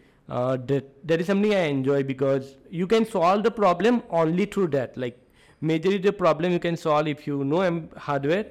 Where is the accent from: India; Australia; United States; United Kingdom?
India; South Gujarat; moved away as an adult; also born or lived in Bangalore; I come from South Gujarat where everyone takes pharmacy or chemical engineering